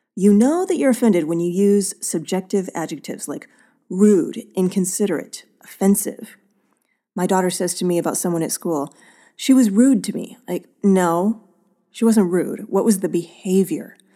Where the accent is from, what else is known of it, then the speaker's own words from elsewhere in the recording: Oakland, California, United States; my hometown of Oakland